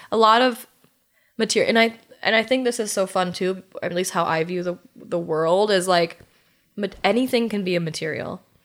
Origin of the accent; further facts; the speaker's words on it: Germantown, Wisconsin, United States; also born or lived in South Dakota / Iowa / Colorado / Illinois; within Germantown, where I'm from